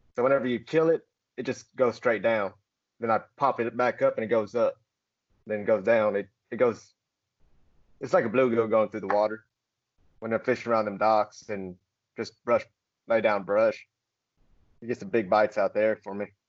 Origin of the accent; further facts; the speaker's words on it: Murfreesboro, Tennessee, United States; grew up here in Murfreesboro, Tennessee